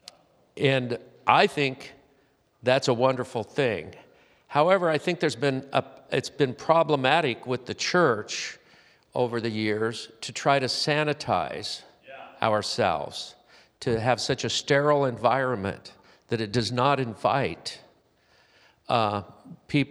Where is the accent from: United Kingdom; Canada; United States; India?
United States; Southern California; I'm from Southern California, where I spent most of my life